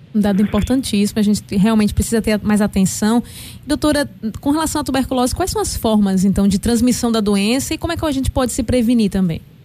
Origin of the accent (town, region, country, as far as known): Recife, Pernambuco, Brazil